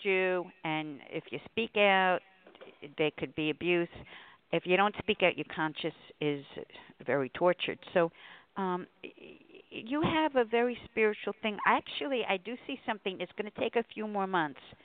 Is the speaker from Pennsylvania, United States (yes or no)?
no; New York, United States; now in Connecticut, United States; I'm from New York